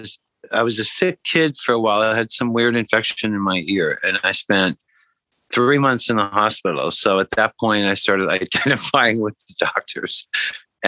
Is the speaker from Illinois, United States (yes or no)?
yes; Iowa border, Illinois, United States; now in New York, United States; I grew up in the Midwest, not too far from Chicago, on the Iowa border of Illinois, on the Mississippi River